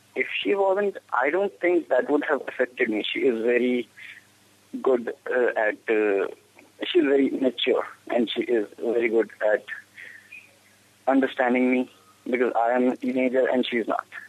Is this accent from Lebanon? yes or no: no; Himachal Pradesh, India; I'm from uh, Himachal